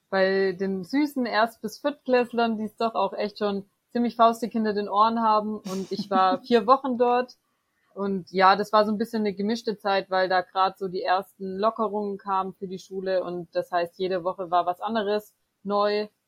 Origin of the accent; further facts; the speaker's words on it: Böblingen, Baden-Württemberg, Germany; now in Freiburg, Germany; ursprünglich aus Böblingen, das ist in der Nähe von Stuttgart. Genau, da bin ich groß geworden, aufgewachsen und habe eigentlich da bisher vor Freiburg mein ganzes Leben